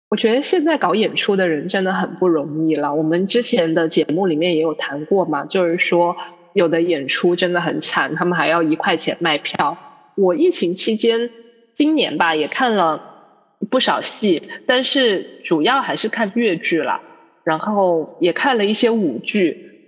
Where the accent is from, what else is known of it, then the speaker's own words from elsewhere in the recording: Guangzhou, Guangdong, China; 我们广州人